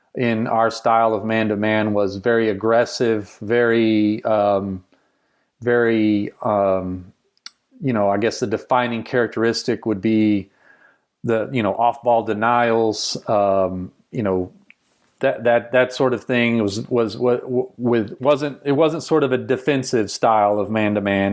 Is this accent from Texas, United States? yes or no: yes; rural Texas, United States; I grew up in rural Texas, small town where you played sports.